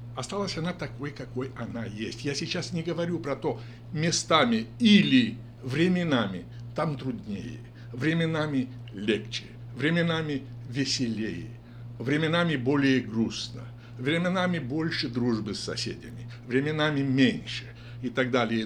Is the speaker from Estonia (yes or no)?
no; Gashpar, Edineț District, Moldova; moved away as an adult; now in Sacramento, United States; Родился я в селе, село Гашпар Едининского района